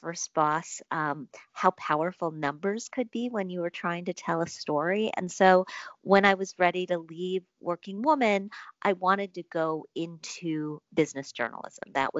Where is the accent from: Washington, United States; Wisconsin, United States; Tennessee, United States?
Wisconsin, United States; I grew up in Wisconsin.